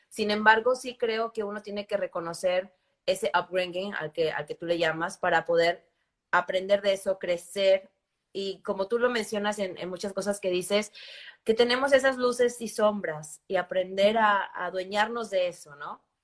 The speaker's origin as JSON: {"language": "Spanish", "region": "Campeche", "country": "Mexico", "tie": "born or raised there", "said": "yo crecí en México, crecí en una, en una ciudad eh, hermosa, muy pequeña, que se llama Campeche, que es, en la, bahía, en el Golfo de México."}